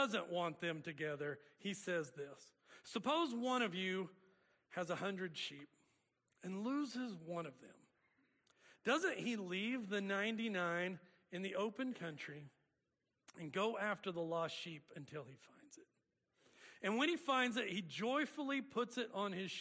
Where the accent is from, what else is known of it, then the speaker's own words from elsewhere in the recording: Oklahoma, United States; We grew up in Oklahoma.